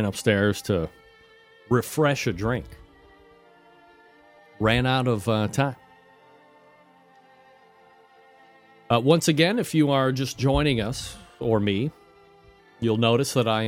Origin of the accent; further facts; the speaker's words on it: New York, United States; this is what I grew up to watching on Christmas Eve, which is tomorrow. The Yule Log, which showed up on Channel 11 in New York